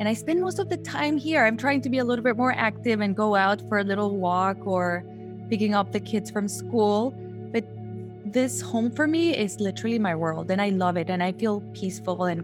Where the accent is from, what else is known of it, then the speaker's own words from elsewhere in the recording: Guatemala; moved away as an adult; I'm from Guatemala originally. I've been living here already almost 8 years.